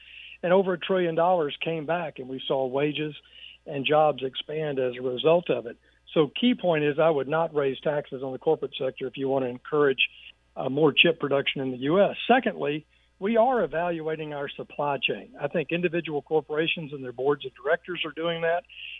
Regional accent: Arkansas, United States; And I've seen great success here in my home state of Arkansas.

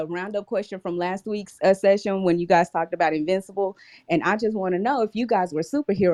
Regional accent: Dallas, Texas, United States; Oh, I'm also from Dallas.

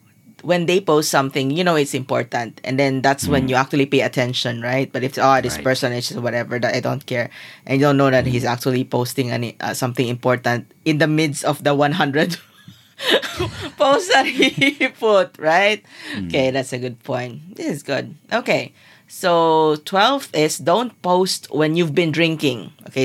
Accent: Zamboanga City, Zamboanga Peninsula, Philippines; So I'm from Zamboanga

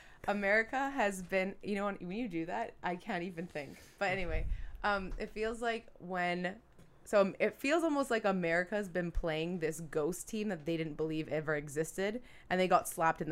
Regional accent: Vancouver, British Columbia, Canada; moved away as an adult; now in Toronto, Canada; So I'm from Vancouver and Toronto. I can comfortably say that now.

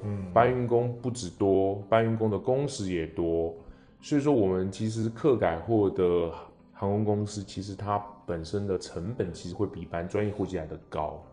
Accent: Taiwan; 像我们台湾人

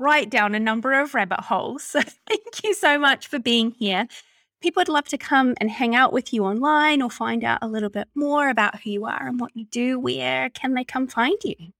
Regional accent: New Zealand; accent: Kiwi; my Kiwi accent

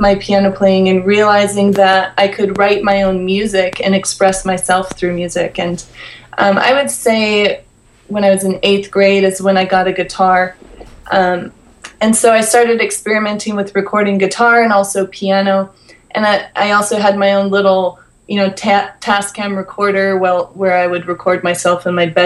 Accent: Polson, Montana, United States; now in Los Angeles, United States; So I grew up in a very small town in Montana. The name of the town is Polson, Montana.

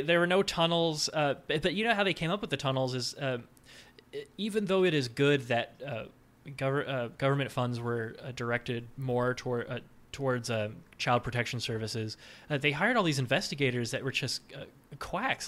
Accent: South Texas, United States; I grew up in South Texas

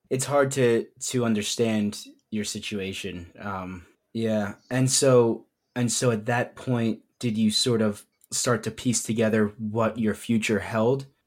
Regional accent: United States; I just happen to be born on this piece of land with the borders that constitute it as the United States.

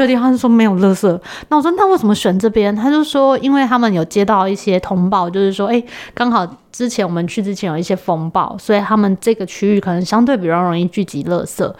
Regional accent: Taiwan; 因为我们台湾人真的是非常热心

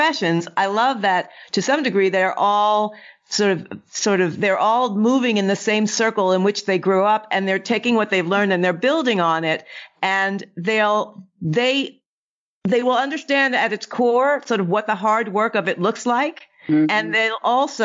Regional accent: New York City, New York, United States; I'm from New York City, but my father was from the South

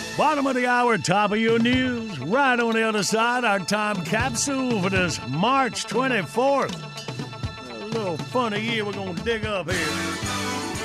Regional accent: Graham, North Carolina, United States; I was raised in Graham, North Carolina, Tobacco Road

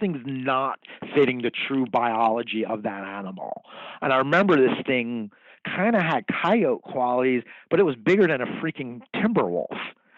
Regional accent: New Jersey, United States; now in Kansas City, United States; I'm an Irish kid from Jersey.

